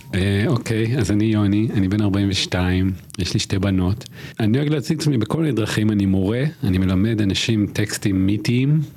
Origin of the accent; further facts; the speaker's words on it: Israel; גדלתי בקיבוץ